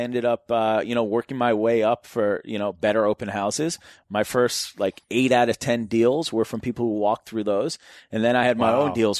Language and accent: English; Newton, Massachusetts, United States; I used to drive around and look at houses in my neighborhood that I grew up in Newton, Massachusetts.